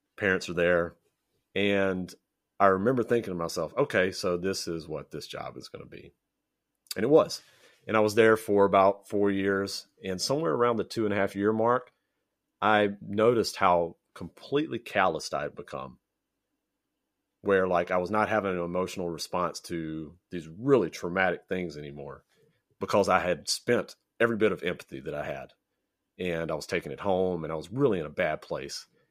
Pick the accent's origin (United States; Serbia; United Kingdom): United States; Louisiana, Texas; moved away as an adult; now in Japan; I grew up in, I grew up in Louisiana, lived in Texas, went to high school and college there, and most of my family is still in Texas